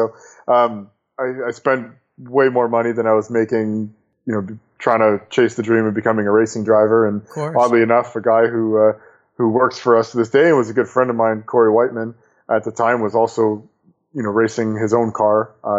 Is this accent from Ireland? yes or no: no; Canada; Hockey is, you know, I'm Canadian, so I guess that's fitting.